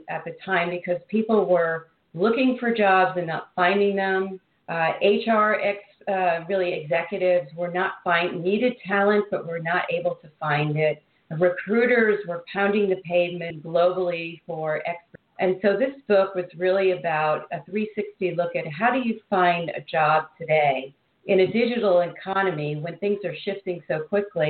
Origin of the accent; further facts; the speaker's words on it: New York City, New York, United States; moved away as an adult; now in Silicon Valley, United States; I'm originally from New York City.